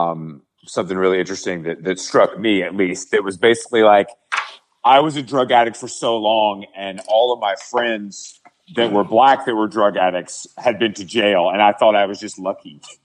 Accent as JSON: {"language": "English", "region": "the South", "country": "United States", "said": "I'm from the South."}